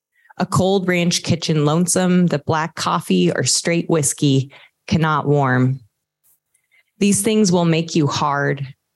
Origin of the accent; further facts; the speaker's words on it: Montana, United States; my experiences growing up in Montana